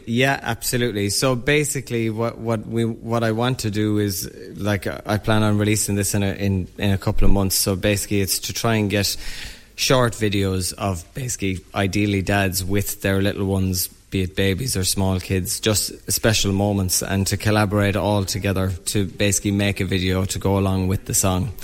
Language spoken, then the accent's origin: English; Newcastle West, Munster, Ireland; moved away as an adult; also born or lived in London / Galway; grew up in Newcastle West, um, and then I was in London for about 10 years, so back home about four years now